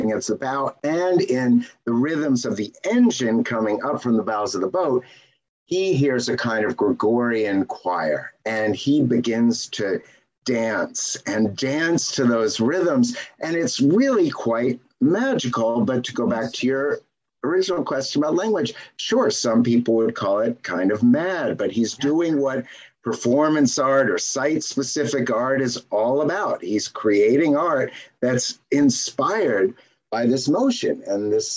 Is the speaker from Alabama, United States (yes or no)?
no; Seattle, Washington, United States; where we grew up in Seattle